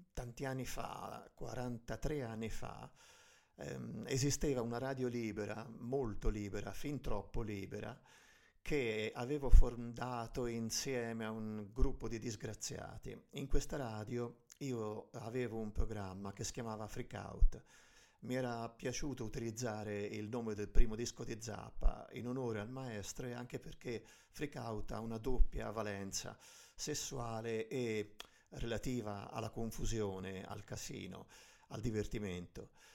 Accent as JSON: {"language": "Italian", "region": "Tuscany", "country": "Italy", "accent": "Tuscan", "said": "vengo dalla Toscana, per cui tutte le C e le G sono strascicate"}